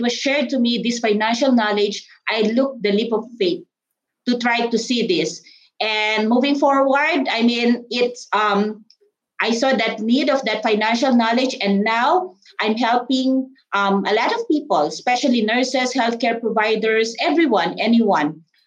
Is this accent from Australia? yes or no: no; Philippines; moved away as an adult; also born or lived in Ohio, United States; now in Austin, United States; the Philippines, okay, out of my home country